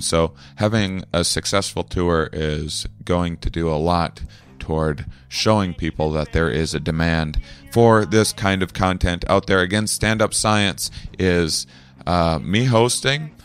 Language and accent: English; La Crosse, Wisconsin, United States; I'm in my hometown of La Crosse, Wisconsin